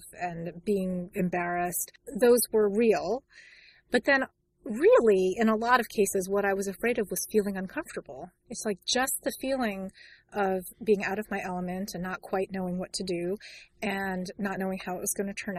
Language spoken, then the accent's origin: English; New York City, New York, United States; I grew up in New York in the Bronx